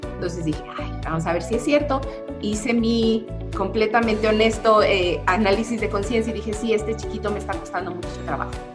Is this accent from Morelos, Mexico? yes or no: yes; Cuernavaca, Morelos, Mexico; aquí en Cuernavaca, de donde yo soy